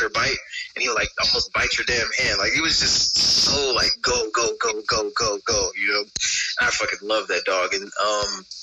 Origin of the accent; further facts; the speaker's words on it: California, United States; that's where we're from, we're from California.